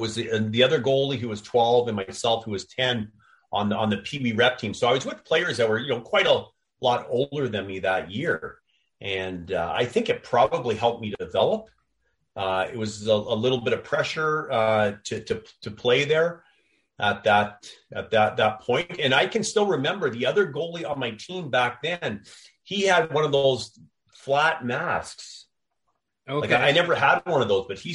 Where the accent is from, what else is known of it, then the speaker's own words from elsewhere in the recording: Victoria, British Columbia, Canada; also born or lived in Toronto, Ontario; I was born in Toronto, but when I was 8 years old, my family moved out to Victoria